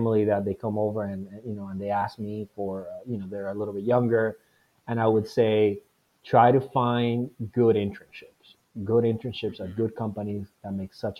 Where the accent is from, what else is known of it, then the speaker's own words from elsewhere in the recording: Venezuela; now in United States; I was born and raised in Venezuela